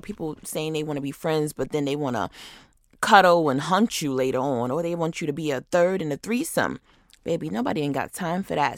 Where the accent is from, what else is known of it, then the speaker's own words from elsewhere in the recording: Rochester, New York, United States; now in Atlanta, United States; my hometown of Rochester, New York